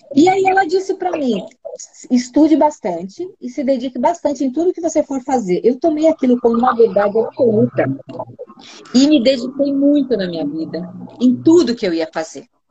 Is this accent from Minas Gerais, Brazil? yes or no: no; São Paulo, Brazil; moved away as an adult; now in Curitiba, Brazil; Eu sou de São Paulo, não sei se vocês sabem, eu nasci em São Paulo e vim pra Curitiba já com vinte anos